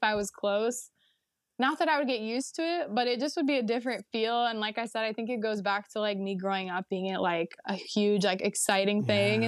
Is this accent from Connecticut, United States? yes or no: no; the Bay Area, California, United States; I'm from the Bay Area and I basically just grew up going to Disneyland